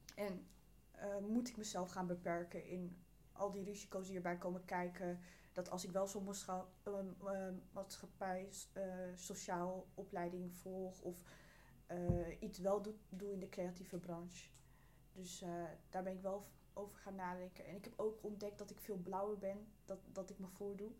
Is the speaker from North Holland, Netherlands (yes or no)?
yes; Amsterdam, North Holland, Netherlands; Ik ben geboren en getogen in Amsterdam